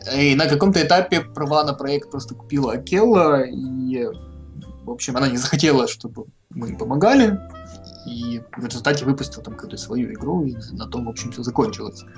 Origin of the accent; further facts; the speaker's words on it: Dniprodzerzhynsk, Dnipropetrovsk Oblast, Ukraine; Сам я родом из славного города Днепродзержинска